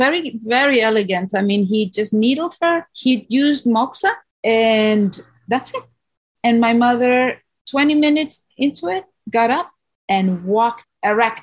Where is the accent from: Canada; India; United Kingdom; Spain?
Spain; moved away as an adult; now in Hawaii, United States; I'm from Spain